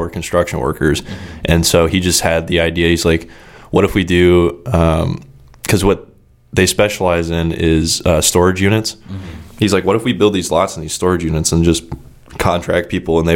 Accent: Kansas City, United States; moved away as an adult; now in Florida, United States; I was born on the Missouri side, lived there for, I think, 6 or 7 years, and then we moved over, like, once my dad's company finally took off, we moved to the Kansas City, Kansas side

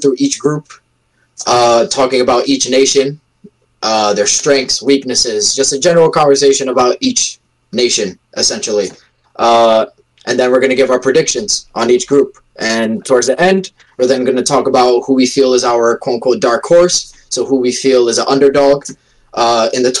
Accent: United States; born in America, Portuguese family

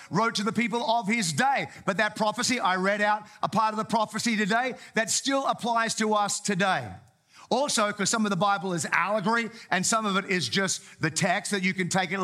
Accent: Townsville, Queensland, Australia; I grew up in Townsville, North Queensland.

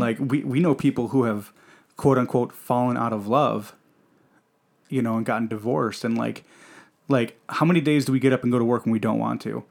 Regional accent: Michigan, United States; I grew up in Michigan and, you know, Michigan is primarily a blue collar state.

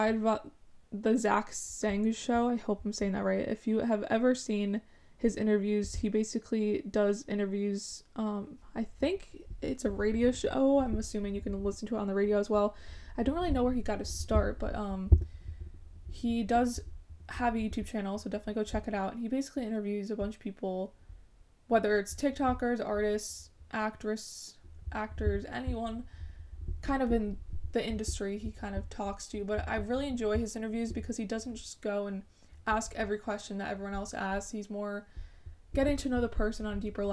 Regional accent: Madison, Connecticut, United States; I'm from Madison, Connecticut, and I'm currently a college student

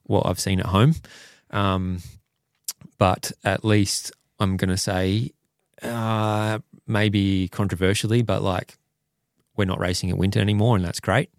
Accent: Perth, Western Australia, Australia; I'm from Perth and Wanneroo Racetrack is the local one at home

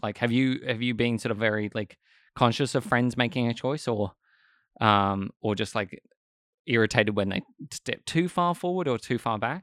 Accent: Australia

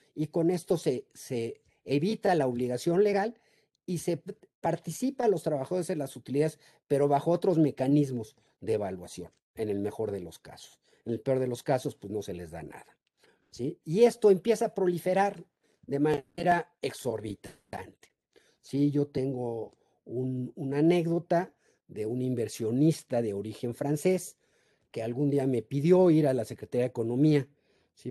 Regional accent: Mexico; los mexicanos somos muy ingeniosos

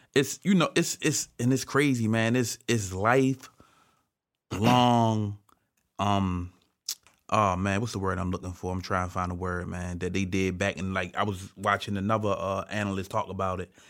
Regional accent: Baltimore, Maryland, United States; I'm from Baltimore. I'm a Baltimore Ravens fan

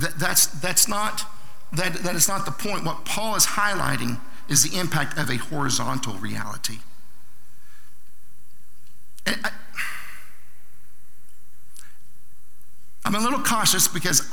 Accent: Southern Oklahoma, United States; I'm from Southern Oklahoma

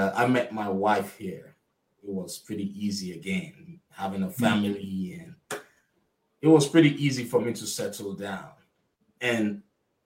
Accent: Nigeria; moved away as an adult; now in United States; I'm originally from Nigeria. I was raised, I attended high school, college in Nigeria

